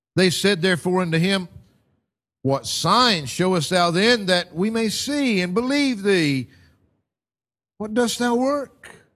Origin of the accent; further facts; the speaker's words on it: United States; moved away; back in my home country